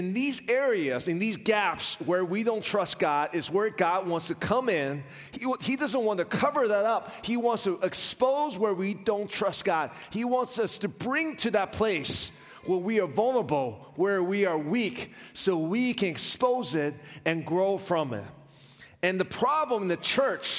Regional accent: Richmond, Virginia, United States; I was raised in Richmond, Virginia

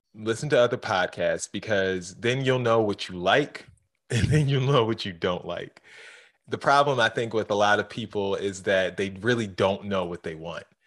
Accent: Baltimore, Maryland, United States; growing up in Baltimore

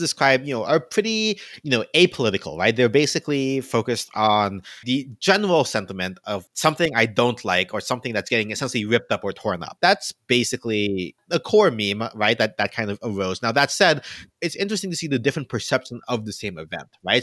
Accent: the South, United States; also born or lived in Philippines (ancestry); now in New York, United States; I come from an interesting place where I grew up in the South

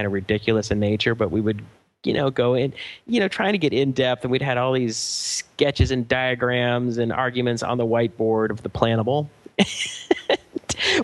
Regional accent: Atlanta, Georgia, United States; moved away as an adult; also born or lived in Chicago; now in Los Angeles, United States; we grew up together in Atlanta

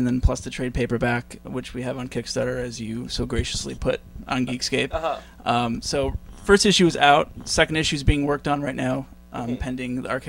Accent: Massachusetts, United States; moved away; also born or lived in New York; I'm from Massachusetts.

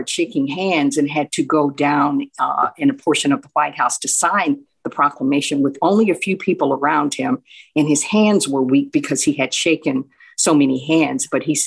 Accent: Houston, Texas, United States; also born or lived in Chicago; born and raised in Texas all my life

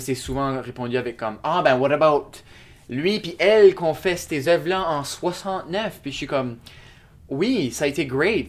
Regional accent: Shediac, New Brunswick, Canada; now in Moncton, Canada; j'habite à Moncton, mais je suis originaire de Shediac, Nouveau-Brunswick

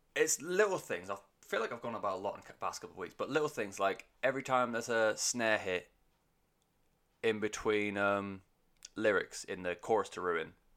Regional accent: United Kingdom; first language English; as a Brit

